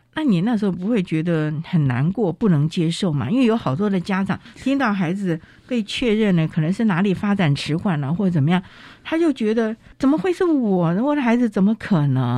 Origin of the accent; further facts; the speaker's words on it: northern Taiwan, Taiwan; 相当于我北部人